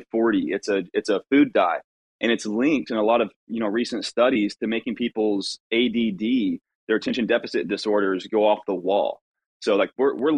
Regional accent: United States; now in Texas, United States; I'm an American. I live in Texas, brother.

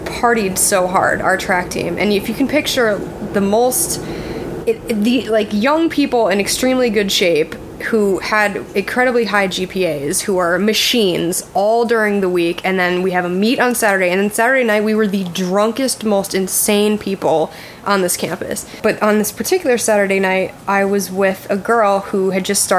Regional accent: Connecticut, United States; I'm from Connecticut

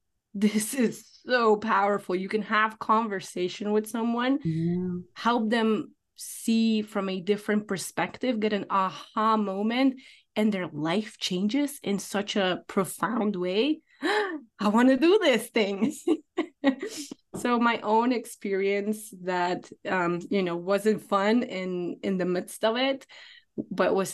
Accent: Poland; now in United States; I moved from Poland, where I'm original from, to United States.

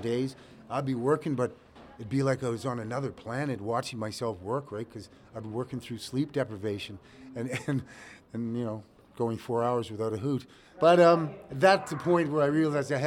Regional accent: Nova Scotia, Canada; I grew up in the Nova Scotia Home for Colored Children.

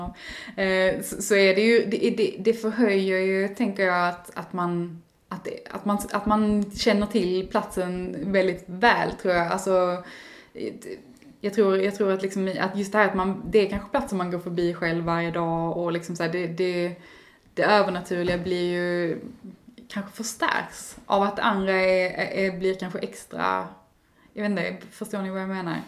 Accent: Eslöv, Skåne, Sweden; Eslöv, där jag kommer ifrån ursprungligen

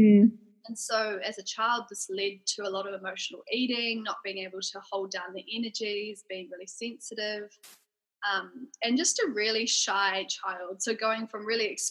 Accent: Auckland, New Zealand; I grew up in Auckland. Yep. So I've been living in New Zealand my whole life

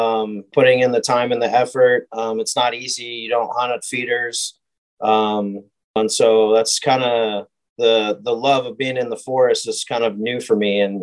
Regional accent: California, United States; also born or lived in Oregon; now in Spring, United States; A little bit all over. I live in the Spring Woodlands area and, you know, grew up in California, Oregon. My whole family's from Oregon.

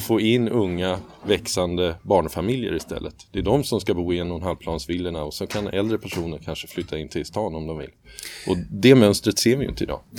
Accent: Sweden; för oss som svenskar

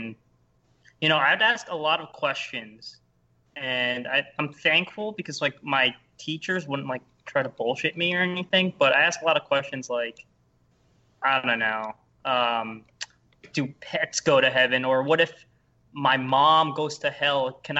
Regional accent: Philippines; Yeah, I mean, I'm Filipino, so, like, my parents are super hardcore Catholic

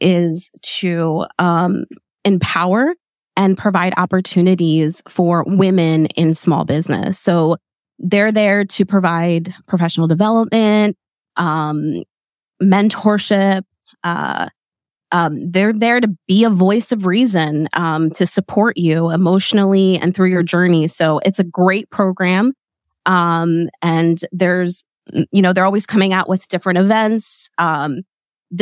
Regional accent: Berks County, Pennsylvania, United States; moved away as an adult; also born or lived in Lancaster County, Pennsylvania; now in Lititz, United States; I was raised in Berks County. So 45 minutes from here

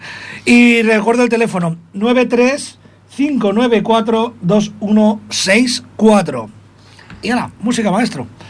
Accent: Spain; somos españoles todavía

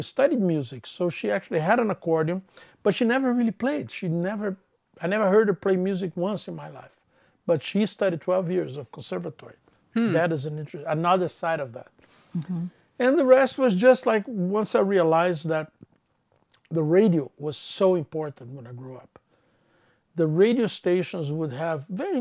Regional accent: Rio de Janeiro, Brazil; English is a second language; moved away as an adult; also born or lived in Canada; now in United States; I was born in Brazil, more specifically in Rio de Janeiro

